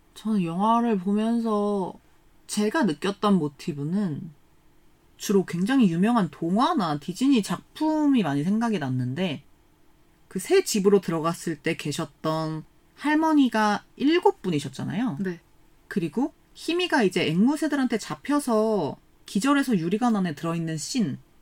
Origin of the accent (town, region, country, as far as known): South Korea